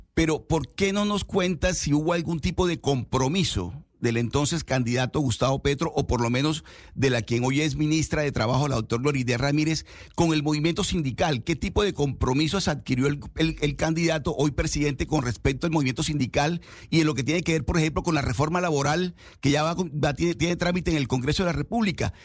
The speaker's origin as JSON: {"language": "Spanish", "country": "Colombia", "said": "como, como colombianos"}